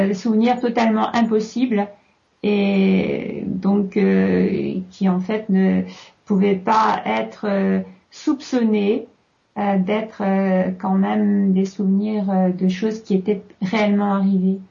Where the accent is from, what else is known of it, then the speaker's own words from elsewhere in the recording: France; chez nous en France